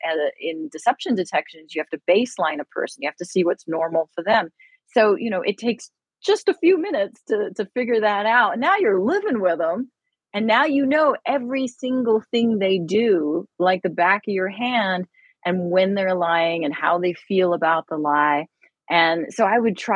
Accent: United Kingdom; moved away; I am British

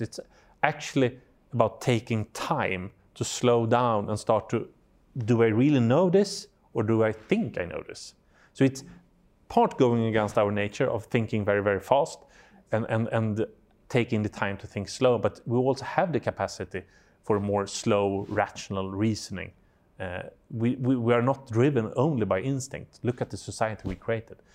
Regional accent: Sweden; I'm from Sweden

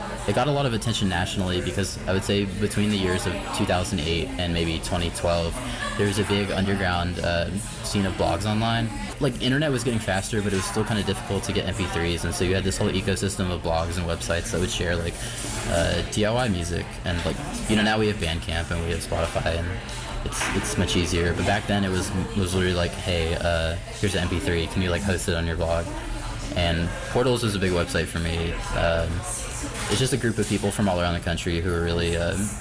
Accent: Wilmington, North Carolina, United States; now in Raleigh, United States; I grew up in Wilmington

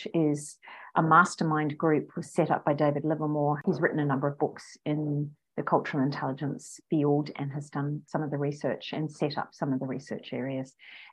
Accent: New Zealand; accent: Kiwi; now in Australia; I'm a New Zealander. I was born in New Zealand.

